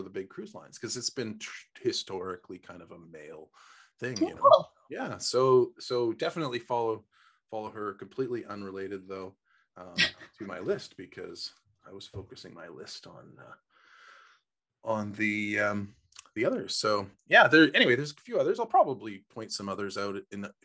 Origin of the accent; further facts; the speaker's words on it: Canada; we're from Canada